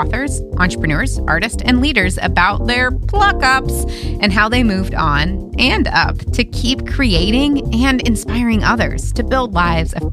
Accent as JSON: {"language": "English", "region": "Midwest", "country": "United States", "tie": "born or raised there", "said": "I was born and raised in the Midwest"}